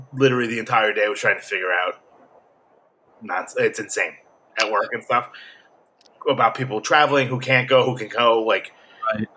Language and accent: English; New York, United States; I'm from New York